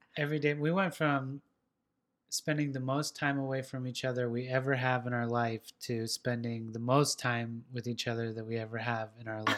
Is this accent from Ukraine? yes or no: no; West Coast, United States; now in Nashville, United States; I was this pothead from the West Coast